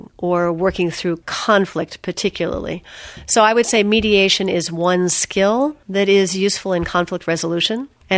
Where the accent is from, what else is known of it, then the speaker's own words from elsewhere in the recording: Philadelphia, Pennsylvania, United States; also born or lived in Indiana / Japan / Vermont / Berkeley; I grew up in the Philadelphia area and then went to school at Earlham in Indiana, from there to Japan, from there to Vermont, then back to Philadelphia